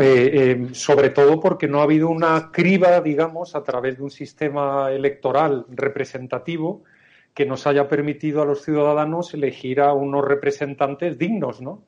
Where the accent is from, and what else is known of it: Spain